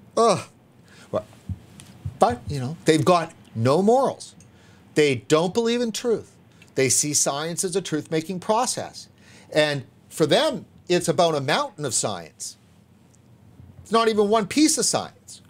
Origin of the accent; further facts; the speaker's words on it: Vancouver, British Columbia, Canada; moved away as an adult; also born or lived in Los Angeles; I'm from Vancouver, and, you know, I've always lived in the downtown area